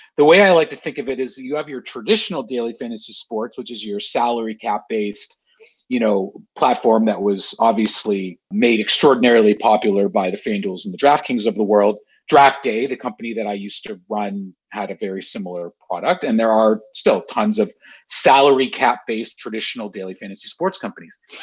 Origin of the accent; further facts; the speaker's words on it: Canada; I'm a Canadian